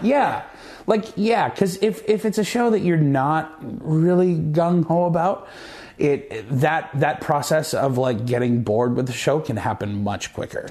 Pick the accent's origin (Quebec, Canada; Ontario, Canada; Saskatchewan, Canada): Saskatchewan, Canada; Moose Jaw; moved away; growing up in Moose Jaw and having been to Regina a bunch of times